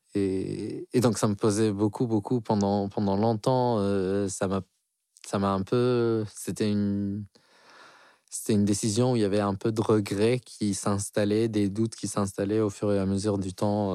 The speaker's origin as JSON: {"language": "French", "country": "Algeria", "moved": "as an adult", "lives_now": "France", "said": "j'ai 32 ans et je viens d'Algérie. Euh, ça fait 10 ans que je suis ici en France"}